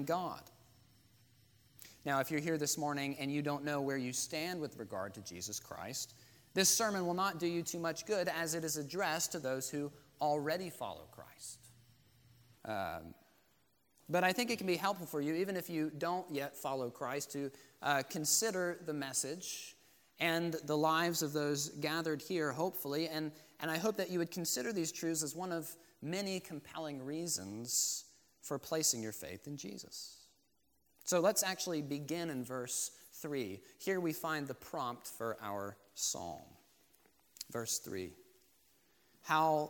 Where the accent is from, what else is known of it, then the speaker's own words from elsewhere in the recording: Florida, United States; I grew up in Florida